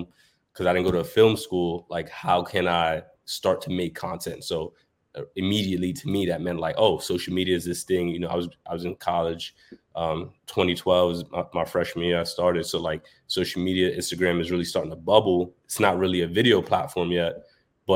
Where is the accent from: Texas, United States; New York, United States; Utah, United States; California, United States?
New York, United States; New York City; I'm born and raised in New York. I grew up in Brooklyn and Harlem.